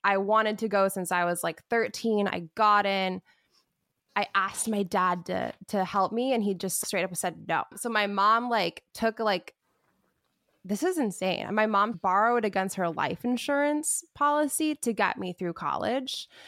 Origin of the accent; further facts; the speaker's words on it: Wichita, Kansas, United States; now in Los Angeles, United States; I am from Wichita, Kansas, born and raised